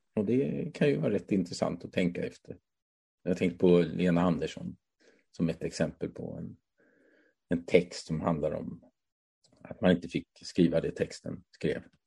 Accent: Hässleholm Municipality, a small village in northern Skåne, Sweden; tonåren växte jag upp i en hemsk liten by, eller hemsk kan jag inte säga, men en väldigt liten by i norra Skåne

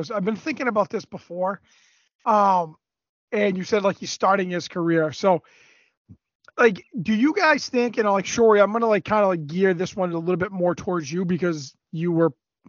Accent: Canada; we grew up in Canada and you grew up playing hockey

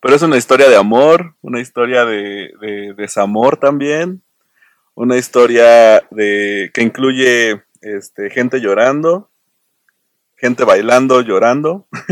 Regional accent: Querétaro, Mexico; yo soy de Querétaro

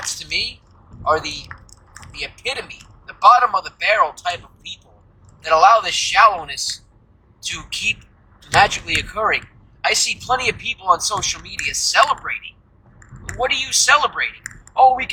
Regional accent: United States; as an American

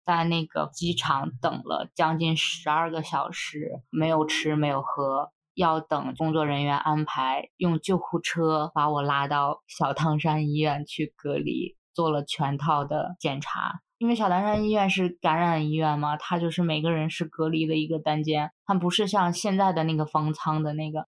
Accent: Hebei, China; moved away as an adult; also born or lived in United States; 我们那儿当地的河北

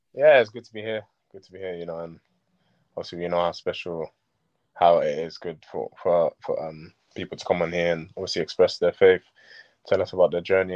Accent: London, United Kingdom; also born or lived in Sierra Leone; it was where I grew up. I grew up in Gypsy Hill near Crystal yeah. Palace

